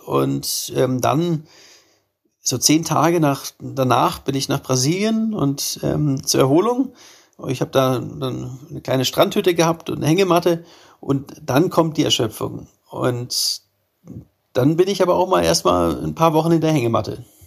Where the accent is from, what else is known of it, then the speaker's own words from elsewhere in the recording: Germany; mein Heimatland